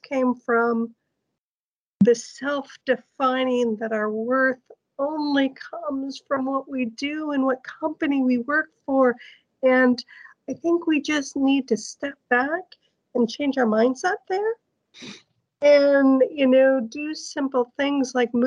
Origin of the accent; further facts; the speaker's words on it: United States; now in Norway; I'm an American, but I'm now living in Norway